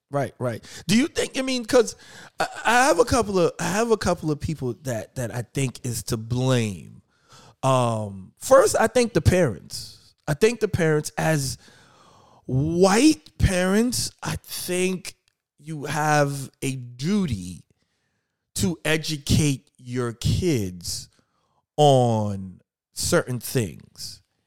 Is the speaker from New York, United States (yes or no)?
yes; New York, United States; now in Philadelphia, United States; I'm originally from New York. I live in Philly now, um, hence seven P M in Philly. Um, but I, I grew up in New York